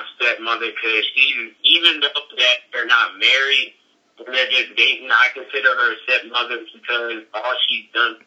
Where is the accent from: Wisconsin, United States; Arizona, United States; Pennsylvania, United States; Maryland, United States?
Maryland, United States; Chesapeake Beach; growing up in Georges County, growing up in Warburg, in Chesapeake Beach